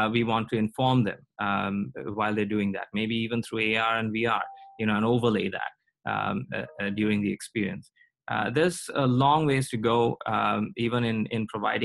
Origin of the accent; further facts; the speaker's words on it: India; now in United States; I come from India